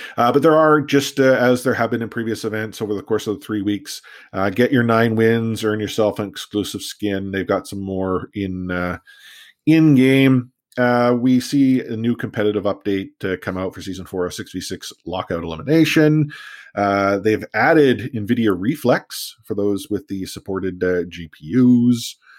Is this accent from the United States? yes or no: no; Canada; we're Canadian